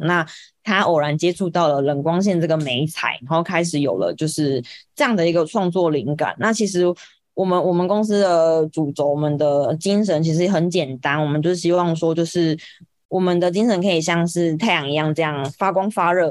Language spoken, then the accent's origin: Chinese; Kaohsiung, Taiwan; 因为我是高雄人，所以我就是选择要留在高雄工作，所以我就是找到了现在的就是村上设计的公司